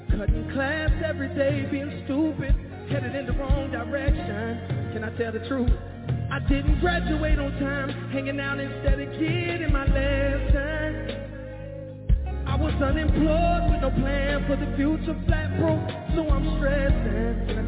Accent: Jacksonville, Florida, United States; I'm from Jacksonville, Florida

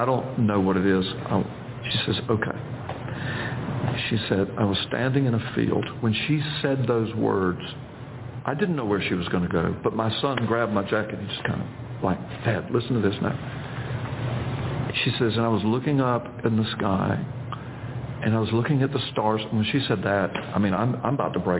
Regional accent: Florida, United States; I'm from Florida

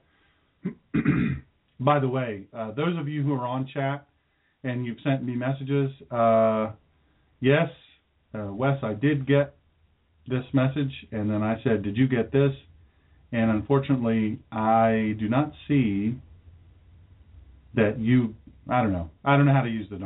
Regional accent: Sussex County, Delaware, United States; I'm from Sussex County, Delaware

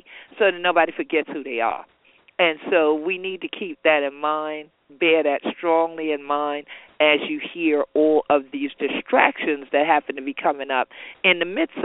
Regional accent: Gullah/Geechee coast, United States; we are Gullah Geechees from Jacksonville, North Carolina to Jacksonville, Florida. The natives here that are of African descent, we be Gullah Geechee anointed people.

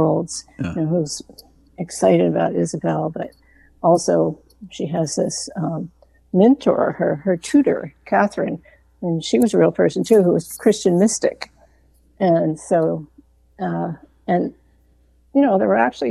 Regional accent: outside of Pittsburgh, Western Pennsylvania, United States; now in Vermont, United States; I grew up in Pennsylvania.

